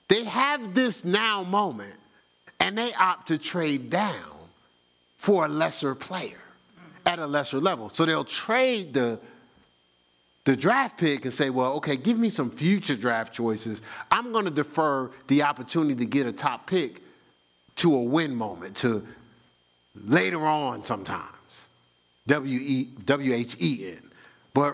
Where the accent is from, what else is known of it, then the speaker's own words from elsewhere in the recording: New Jersey, United States; I'm from New Jersey.